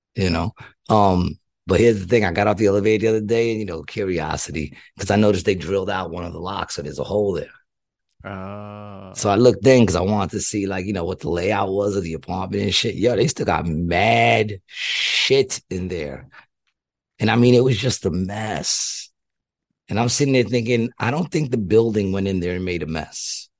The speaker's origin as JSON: {"language": "English", "region": "New York", "country": "United States", "tie": "born or raised there", "said": "I grew up in New York"}